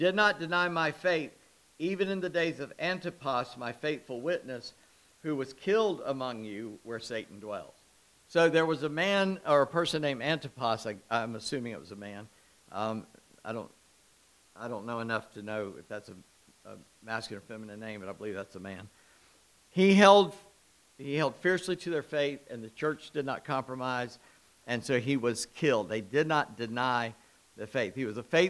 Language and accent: English; Charleston, South Carolina, United States; I'm from Charleston.